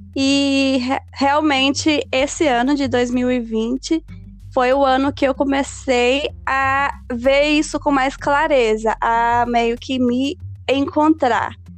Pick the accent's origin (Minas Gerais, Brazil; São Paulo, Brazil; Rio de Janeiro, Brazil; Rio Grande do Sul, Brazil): Minas Gerais, Brazil; Belo Horizonte; now in California, United States; mineira de Belo Horizonte. Estou falando diretamente da Califórnia.